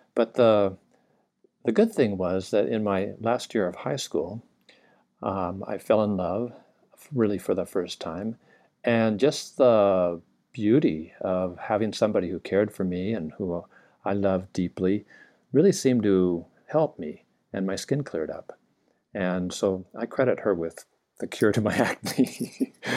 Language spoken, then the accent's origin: English; Southern California, United States; now in Hawaii, United States; I grew up in Southern California